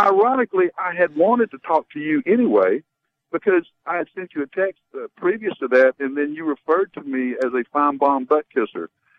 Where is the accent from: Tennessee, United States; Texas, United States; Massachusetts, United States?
Tennessee, United States; Knoxville; I grew up just outside of Knoxville, Tennessee.